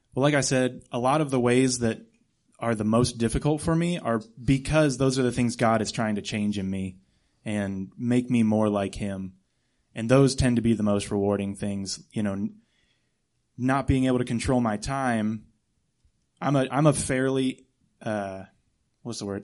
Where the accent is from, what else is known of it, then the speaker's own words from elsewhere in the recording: Akron, Ohio, United States; moved away as an adult; also born or lived in Texas; now in Juarez, Mexico; I was born and raised in Akron, Ohio, a little bit south of Cleveland